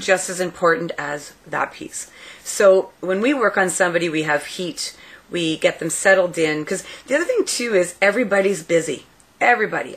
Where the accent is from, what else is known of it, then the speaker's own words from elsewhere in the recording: Elliot Lake, Ontario, Canada; I grew up in Elliott Lake, so I went to the high school called ELSS.